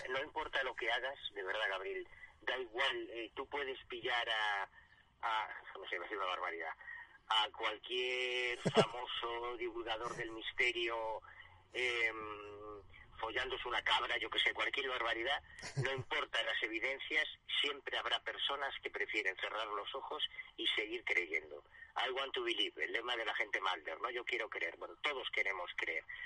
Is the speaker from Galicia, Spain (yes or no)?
yes; Galicia, Spain; yo soy gallego, yo vivo en Galicia